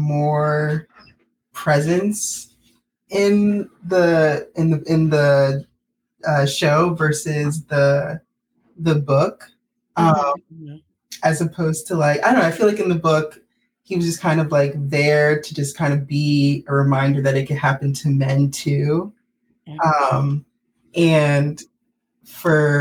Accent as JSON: {"language": "English", "region": "Maryland", "country": "United States", "tie": "born or raised there", "said": "I'm originally from Maryland. Pretty much grew up here."}